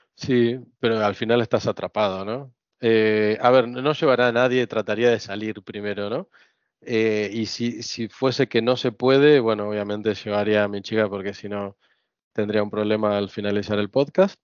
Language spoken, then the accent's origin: Spanish; Buenos Aires, Argentina; moved away as an adult; now in Spain; crecer en Argentina, en Buenos Aires sobre todo